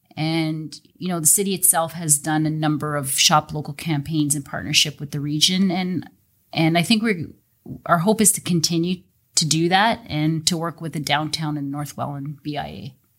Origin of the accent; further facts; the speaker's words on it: Welland, Ontario, Canada; I was actually even born and raised in Welland, so I've been in Welland my whole life